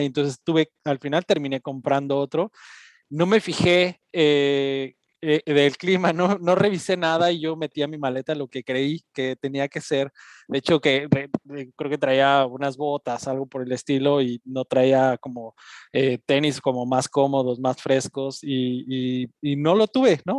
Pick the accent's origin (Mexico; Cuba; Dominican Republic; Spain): Mexico; Mexico City; now in Germany; yo también soy chilango